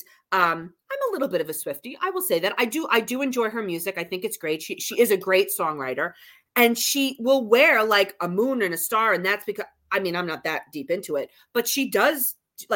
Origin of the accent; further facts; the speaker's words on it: New Jersey, United States; we're from Jersey.